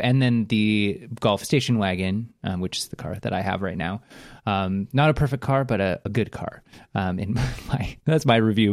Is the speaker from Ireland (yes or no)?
no; Canada; a Canadian that lives very close to the border